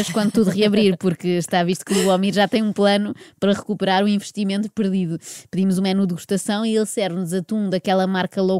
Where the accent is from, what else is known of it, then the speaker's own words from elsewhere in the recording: Sabugal, Guarda, Portugal; tenho 32 anos, venho de Sabugal, sou pastora.